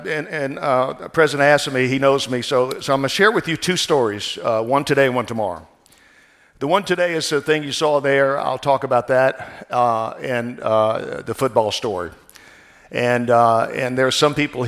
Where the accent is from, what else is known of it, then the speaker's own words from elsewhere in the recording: New Orleans, Louisiana, United States; moved away as an adult; also born or lived in Baton Rouge, Louisiana / Northern California; now in California, United States; I was born in New Orleans, Louisiana, which is now, I heard, the murder capital of the world, and raised down in South Louisiana